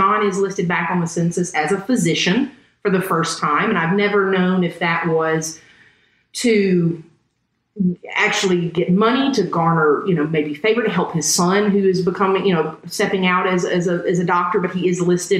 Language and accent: English; Texas, United States; We're from Texas.